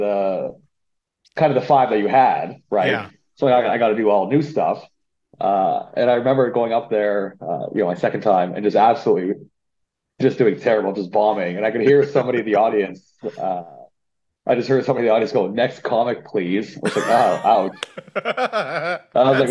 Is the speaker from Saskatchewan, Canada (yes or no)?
yes; Saskatchewan, Canada; moved away as an adult; also born or lived in Winnipeg; born and raised in Saskatchewan. And then I moved to Winnipeg in my mid-20s